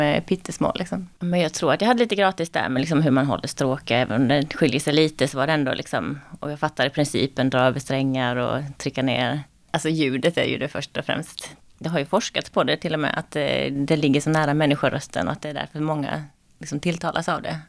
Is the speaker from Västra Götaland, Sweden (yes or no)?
no; Karlshamn, Blekinge, Sweden; moved away